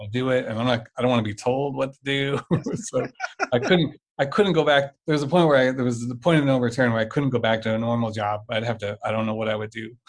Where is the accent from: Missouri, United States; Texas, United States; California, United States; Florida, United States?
Missouri, United States; St. Louis; I mostly grew up in in uh, uh, St. Louis. I mm-hmm. think I graduated high school here, and we've been here for 20 whatever since 1990.